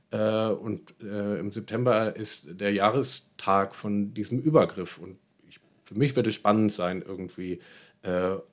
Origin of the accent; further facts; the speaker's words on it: Berlin, Germany; ich komme aus Berlin und habe die Weisheit eh mit Löffeln gefressen oder so, sondern auch einfach als Ankommender erstmal ähm, zum Schauen